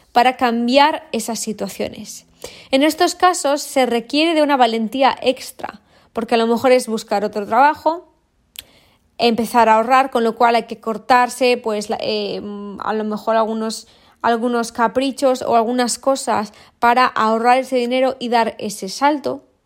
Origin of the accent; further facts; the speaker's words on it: Valladolid, Castile and León, Spain; moved away; vivo en, entre mar y montaña pero vengo de Valladolid